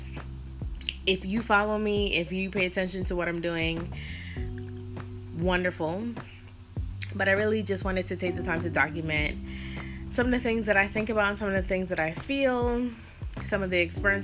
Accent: Jamaica; as Jamaican people

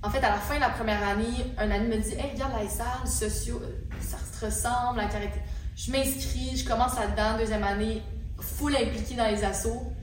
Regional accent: Victoriaville, Quebec, Canada; now in Quebec City, Canada; Moi, je viens de Victoriaville, puis c'est pas si loin.

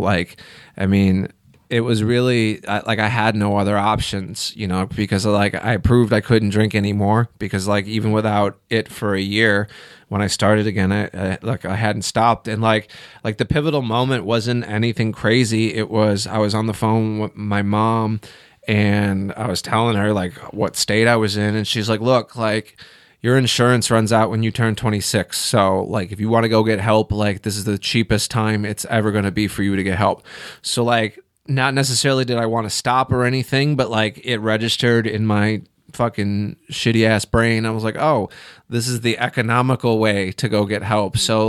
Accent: Illinois, United States; moved away as an adult; also born or lived in Chicago; I'm from Illinois. I spent a lot of years in Chicago, but I didn't start doing comedy until I moved to Central Illinois.

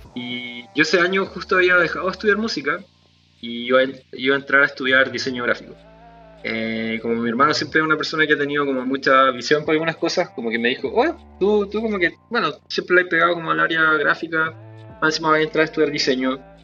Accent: Rancagua, O'Higgins, Chile; moved away as an adult; now in Santiago, Chile; soy oriundo de Rancagua, nací en Rancagua

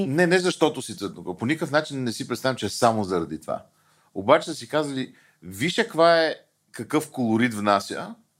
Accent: Bulgaria; ние българите

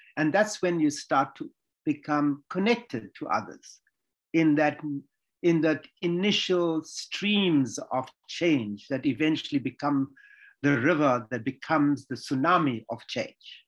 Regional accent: Durban, KwaZulu-Natal, South Africa; I was born in Durban. It's a city in the KwaZulu Natal province of South Africa

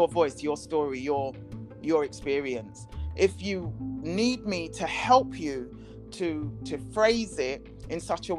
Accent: England, United Kingdom; I was English

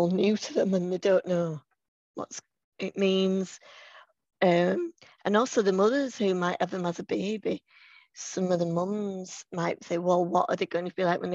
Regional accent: Leeds, Yorkshire and the Humber, United Kingdom; I'm from Leeds

